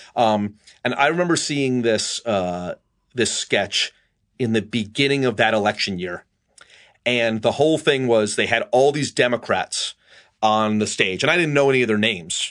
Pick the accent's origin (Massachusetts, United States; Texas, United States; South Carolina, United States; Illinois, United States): Massachusetts, United States; also born or lived in Pelham, New York; I spent my, uh, last year of middle school and all my high school years in Massachusetts